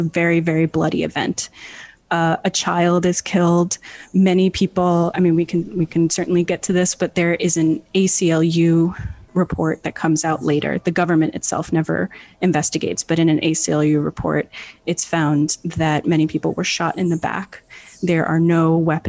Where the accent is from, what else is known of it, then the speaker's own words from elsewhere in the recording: New York, United States; now in Puerto Rico; I did not grow up in Puerto Rico, I grew up in New York